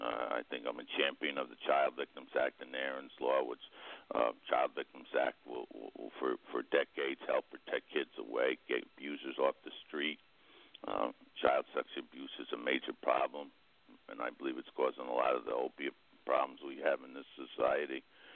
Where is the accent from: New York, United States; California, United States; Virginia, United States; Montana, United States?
New York, United States; Greene County; also born or lived in Albany County; I'm a landowner here in Greene County. I was born in Greene County in the district.